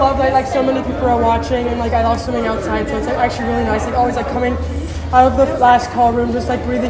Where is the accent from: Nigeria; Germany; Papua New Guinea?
Germany; I'm from Germany.